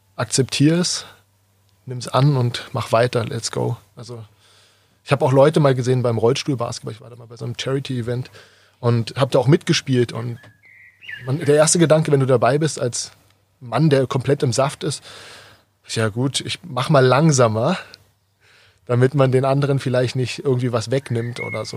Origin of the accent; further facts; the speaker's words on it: Berlin, Germany; moved away as an adult; now in Kirchheim unter Teck, Germany; komme gebürtig aus Berlin